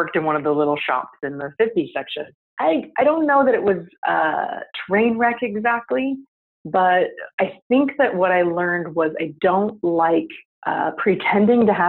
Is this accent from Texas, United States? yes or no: yes; San Antonio, Texas, United States; I grew up in San Antonio, Texas